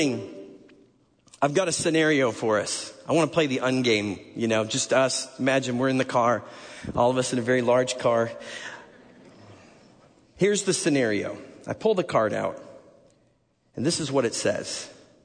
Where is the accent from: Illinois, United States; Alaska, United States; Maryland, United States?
Illinois, United States; Chicago suburbs; moved away; also born or lived in Nashville; I'm from the Chicago suburbs